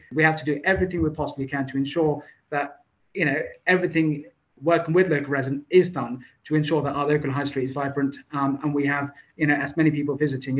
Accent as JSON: {"language": "English", "town": "Gillingham", "region": "South East England", "country": "United Kingdom", "tie": "born or raised there", "said": "I grew up in Gillingham. You know, I was in 1984, I was 6 years old, my parents lived there."}